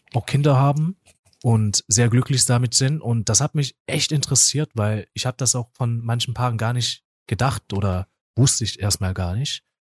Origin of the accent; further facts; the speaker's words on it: South Korea; also born or lived in Essen; now in Germany; weil ich komme ja eigentlich aus Korea